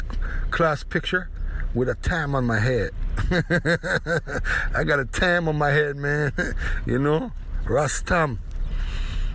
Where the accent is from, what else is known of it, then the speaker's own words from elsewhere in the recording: Toronto, Ontario, Canada; in Toronto, right where I was born originally. I was raised in the Kensington area.